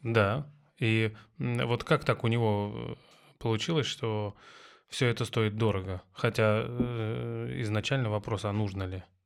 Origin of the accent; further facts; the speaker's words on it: Tver, Tver Oblast, Russia; moved away; я из Твери